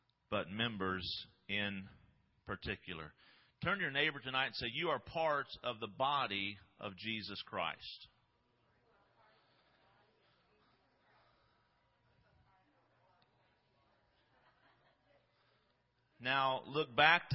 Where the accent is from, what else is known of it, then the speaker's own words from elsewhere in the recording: Midwest, United States; I'm from the Midwest